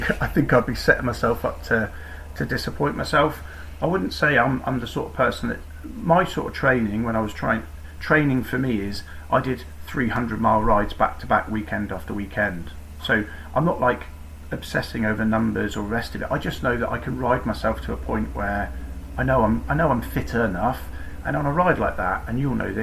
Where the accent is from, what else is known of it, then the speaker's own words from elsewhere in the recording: Newquay, South West England, United Kingdom; also born or lived in Truro; I grew up in Cornwall, I was born in Cornwall, went to school in Newquay